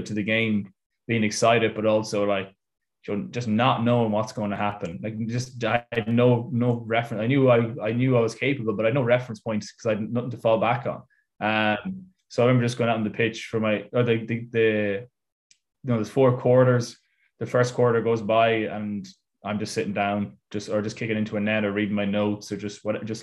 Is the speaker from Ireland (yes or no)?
yes; Ireland; moved away as an adult; also born or lived in Italy / United States; I'm Irish